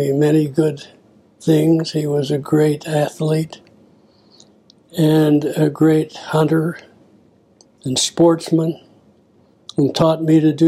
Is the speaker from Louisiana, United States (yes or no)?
no; Salt Lake City, Utah, United States; I was born in Salt Lake City in the LDS hospital